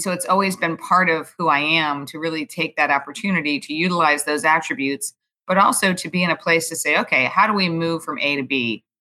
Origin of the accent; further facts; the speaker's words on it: New York City, New York, United States; also born or lived in Houston, Texas; I grew up in Manhattan, actually, on the Upper East Side in, of Manhattan